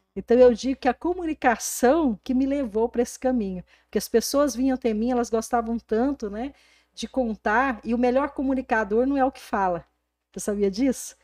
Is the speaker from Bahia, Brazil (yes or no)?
no; Porangatu, Goiás, Brazil; moved away; eu saí de Porangatu há 22 anos atrás, essa aqui é a minha cidade natal